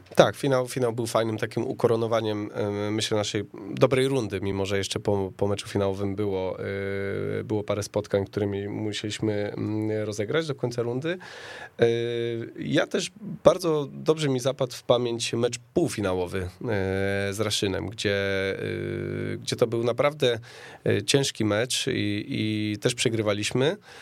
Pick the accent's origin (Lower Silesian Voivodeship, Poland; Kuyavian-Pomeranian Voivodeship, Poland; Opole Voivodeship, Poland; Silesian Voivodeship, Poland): Opole Voivodeship, Poland; now in Warsaw, Poland; pochodzę z Opolszczyzny